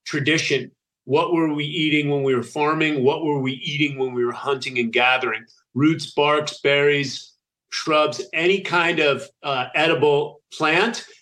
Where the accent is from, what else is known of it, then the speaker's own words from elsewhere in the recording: United States; also born or lived in Italy; being an American growing up on the standard American diet